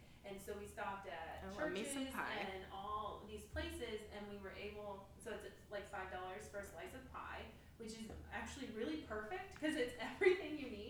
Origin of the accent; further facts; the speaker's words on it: Ohio, United States; Growing up in Ohio.